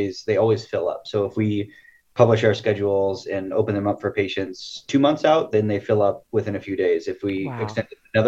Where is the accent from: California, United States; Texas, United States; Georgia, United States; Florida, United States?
California, United States; Siskiyou County; I grew up in Siskiyou County.